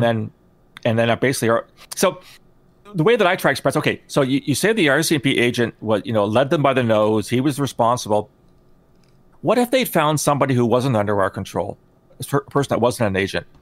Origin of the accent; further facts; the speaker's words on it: Canada; I'm Canadian